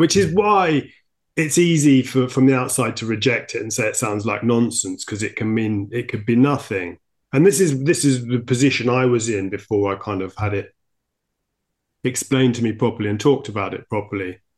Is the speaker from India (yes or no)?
no; United Kingdom; I'm, I'm too British